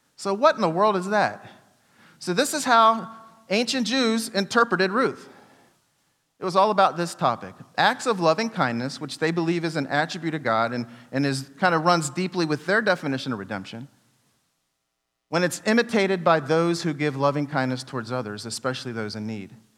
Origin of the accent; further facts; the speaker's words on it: United States; I'm from Washington